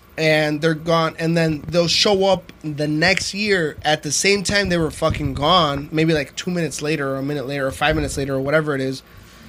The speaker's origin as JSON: {"language": "English", "region": "Guerrero", "country": "Mexico", "said": "where I'm from Guerrero"}